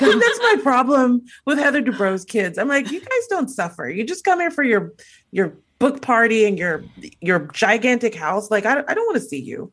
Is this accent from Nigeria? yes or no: yes; Nigeria; being Nigerian